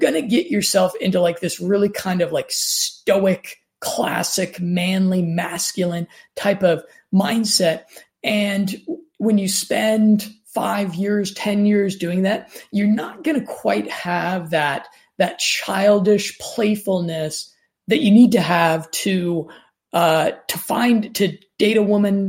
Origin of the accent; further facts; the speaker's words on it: Denver, Colorado, United States; moved away; friends of mine that I grew up with there in Denver, Colorado